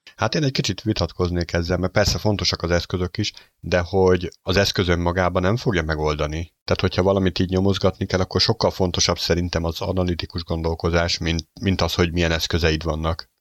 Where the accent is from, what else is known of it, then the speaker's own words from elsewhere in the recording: Hungary; magyarok vagyunk